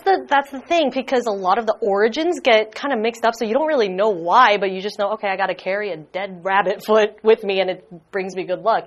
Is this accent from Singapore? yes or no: yes; Singapore; I come from Singapore